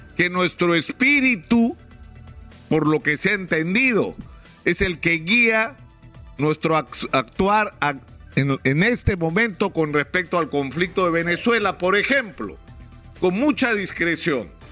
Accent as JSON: {"language": "Spanish", "country": "Peru", "said": "como peruanos"}